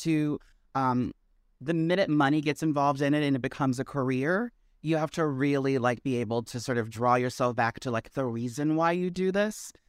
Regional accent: Maryland, United States; now in New York, United States; I originated in Maryland.

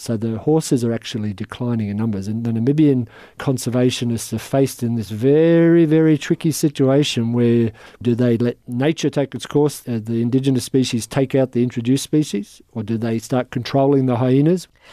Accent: Australia; as an Australian

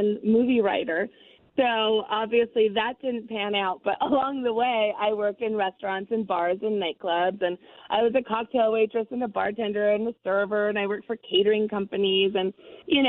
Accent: Santa Fe, New Mexico, United States; growing up in Santa Fe, we're surrounded by food culture

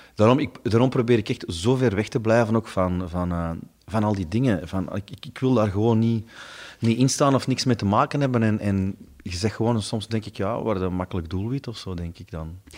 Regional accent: Stabroek, Flanders, Belgium; er was bij ons in Stabroek hadden ze een, groot warenhuis

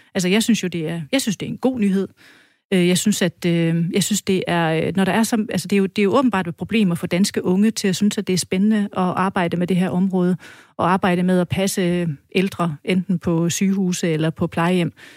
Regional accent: West Jutland, Central Denmark Region, Denmark; som vestjyde

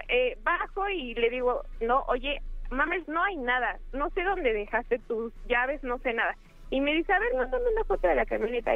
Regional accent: Mexico City, Mexico; soy de la Ciudad de México.

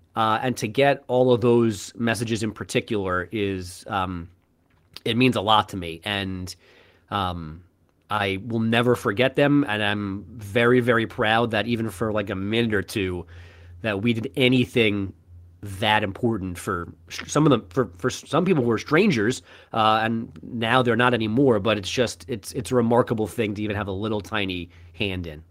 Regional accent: New York, United States; I grew up in New York.

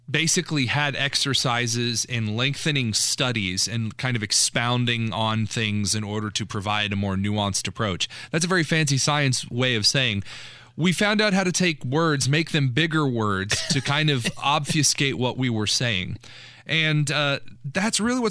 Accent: New Castle, Indiana, United States; I grew up near Newcastle, Indiana. I went to Los Amigos in Newcastle for 18 years of my life

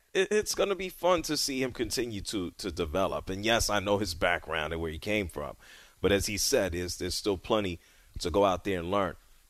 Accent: New York City, New York, United States; And I'm from the Bronx, New York.

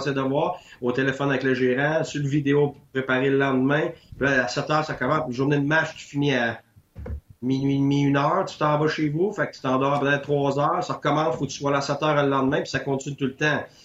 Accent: Quebec, Canada; moved away; Je suis parti du Québec pendant 10 ans.

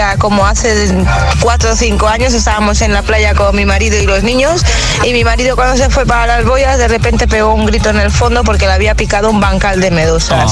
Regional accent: Ibiza, Balearic Islands, Spain; soy de Ibiza

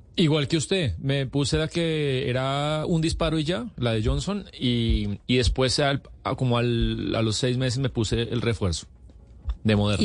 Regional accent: Colombia

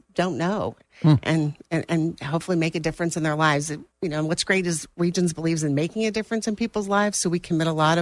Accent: Naples, Florida, United States; moved away as an adult; also born or lived in Tulsa, Oklahoma; now in Jacksonville, United States; I grew up in Naples, yes. I moved to Naples in 1975.

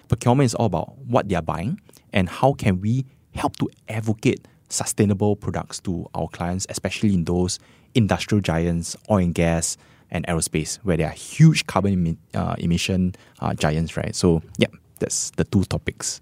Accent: Singapore; as Singaporean

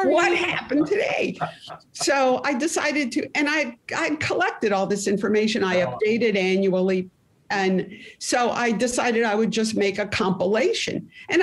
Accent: Florida, United States; I'm from Florida

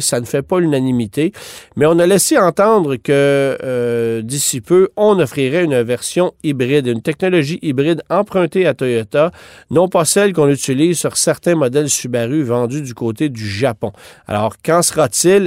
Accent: Canada; chez nous au Canada

